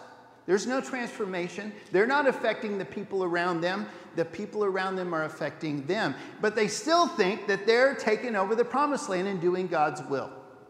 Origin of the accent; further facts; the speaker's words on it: Papua New Guinea; I had Perizzites when I was growing up in New Guinea, and it wasn't any picnic.